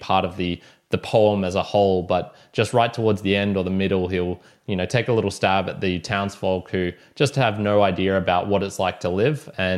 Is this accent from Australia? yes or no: yes; Australia